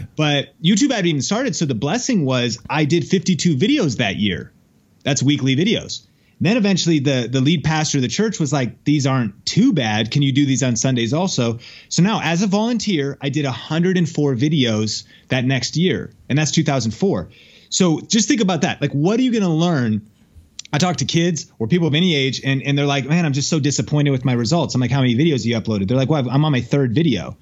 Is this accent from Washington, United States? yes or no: yes; Seattle, Washington, United States; now in Las Vegas, United States; I'm from Seattle originally